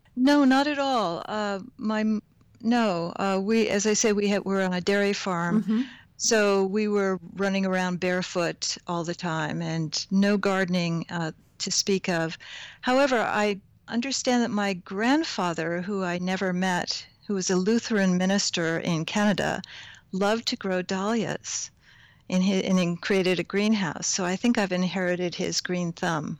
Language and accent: English; Hudson Valley, New York, United States; also born or lived in Hoboken, New Jersey; I grew up on a dairy farm not far from here. So I did grow up in the Hudson Valley